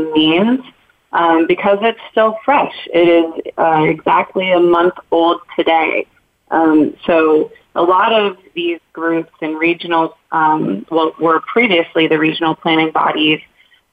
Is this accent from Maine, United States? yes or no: yes; Maine, United States; now in Boston, United States; As somebody from the Northeast myself, I'm from Maine, I currently live in Boston